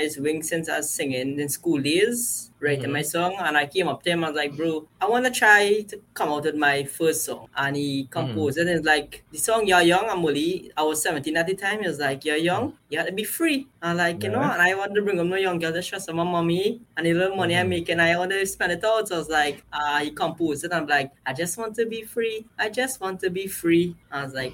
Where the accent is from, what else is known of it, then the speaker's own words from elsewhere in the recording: Couva, Couva-Tabaquite-Talparo, Trinidad & Tobago; I'm from Cuba, so I'm Macbean